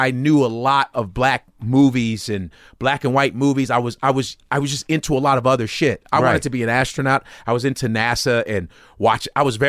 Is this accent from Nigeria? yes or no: yes; Nigeria; now in United States; and me being Nigerian, even though I'm an African, still, I'm still an American.